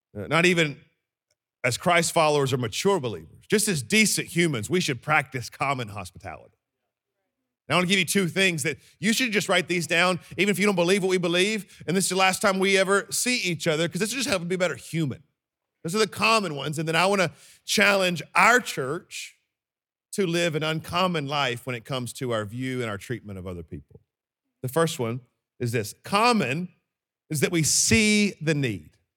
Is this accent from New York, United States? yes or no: no; Birmingham, Alabama, United States; I am from Birmingham, Alabama.